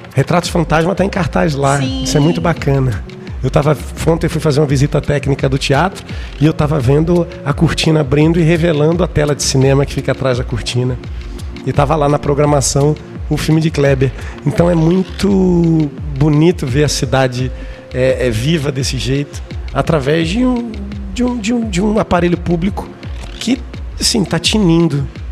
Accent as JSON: {"language": "Portuguese", "town": "Recife", "region": "Pernambuco", "country": "Brazil", "tie": "born or raised there", "said": "Eu nasci aqui na Ilha do Leite, numa maternidade que nem existe mais."}